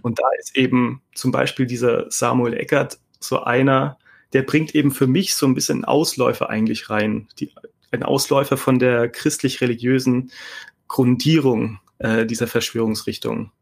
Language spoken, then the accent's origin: German; Stuttgart, Baden-Württemberg, Germany; ich komme aus dem Südwesten, also Stuttgart und so ist meine Heimat